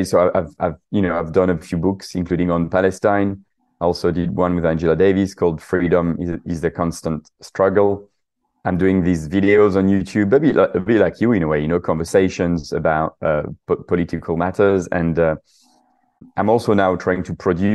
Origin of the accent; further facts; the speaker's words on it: southern France, France; English is a second language; moved away as an adult; also born or lived in Paris / London; I'm actually French. You probably noticed from my accent, from the south of France, but I moved to London when I was 20 years old for work